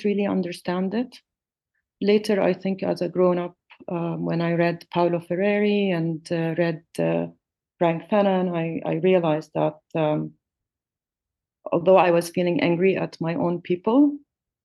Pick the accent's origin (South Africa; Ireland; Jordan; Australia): Jordan; also born or lived in Palestine; we left to live in Jordan